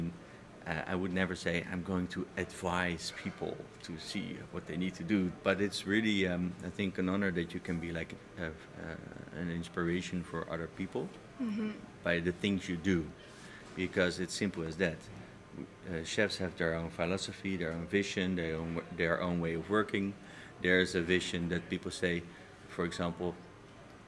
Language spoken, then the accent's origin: English; Amsterdam, North Holland, Netherlands; I am born and raised in Amsterdam